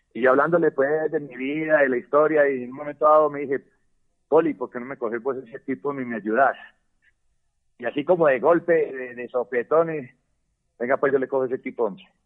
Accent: Colombia; si nosotros somos colombianos

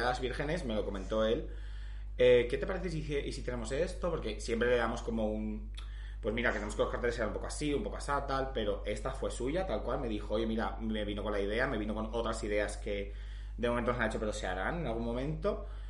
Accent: Valencian Community, Spain; soy valenciana

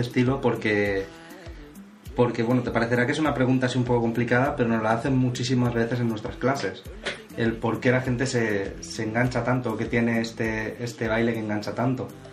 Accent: Valencia, Valencian Community, Spain; somos de Valencia

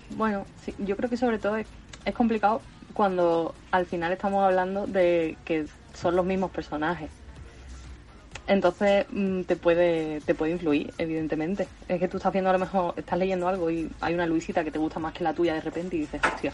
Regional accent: Seville, Andalusia, Spain; now in Córdoba, Spain; vivo en Córdoba, pero soy de Sevilla, andaluza

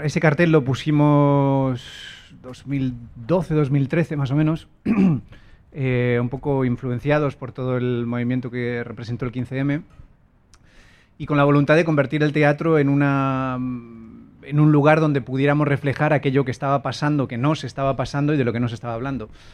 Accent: Spain; el coprotagonista, que soy yo, era español

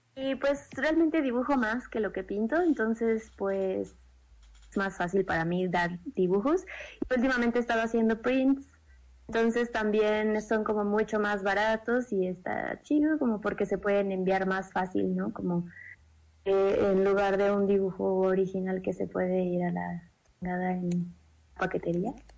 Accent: Mexico City, Mexico; En el Distrito Federal, Xochimilco, de donde yo soy nativa

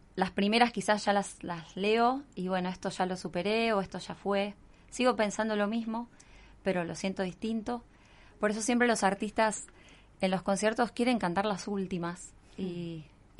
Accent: Buenos Aires, Argentina; moved away as an adult; now in Mar del Plata, Argentina; Nací en Buenos Aires, capital federal

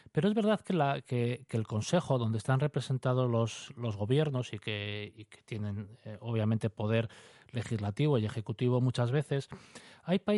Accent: Asturias, Spain; Eh, como asturianos estamos muy pendientes también de, esta tramitación y de las posibilidades que se abren para para nuestra región.

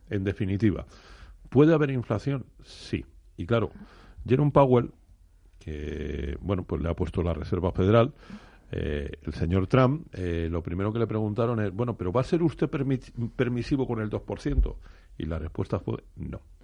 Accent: Community of Madrid, Spain; yo como madrileño me, me alegro muchísimo, porque además soy residente

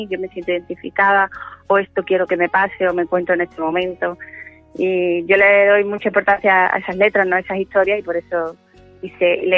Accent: Seville, Andalusia, Spain; ese es mi nombre verdadero, ¿no?

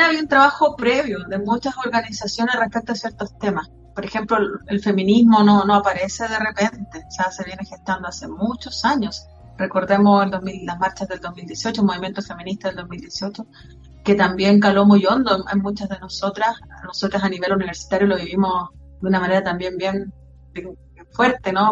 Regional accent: Antofagasta, Chile; Soy mm, de Antofagasta

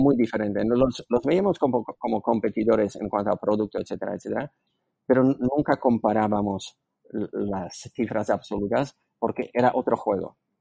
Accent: Slovakia; Spanish is a second language; moved away as an adult; now in Spain; yo nací en antigua Checoslovaquia, soy eslovaco

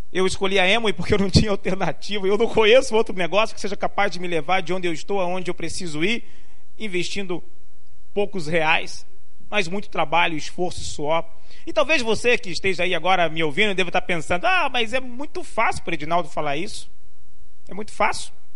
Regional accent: Rio de Janeiro, Brazil; also born or lived in Limoeiro, Pernambuco / São Paulo; now in Recife, Brazil; Aos sete anos me mudei para o Rio de Janeiro. Fiquei lá por cerca de 30 anos

